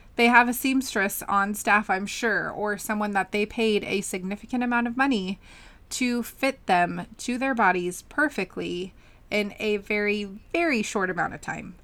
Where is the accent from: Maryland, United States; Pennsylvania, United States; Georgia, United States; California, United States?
California, United States; we're both from California